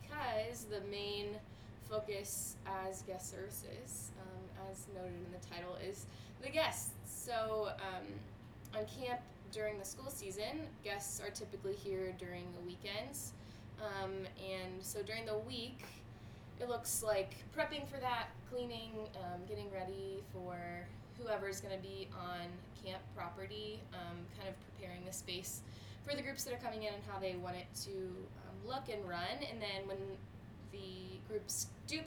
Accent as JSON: {"language": "English", "region": "Ohio", "country": "United States", "said": "I'm from Ohio"}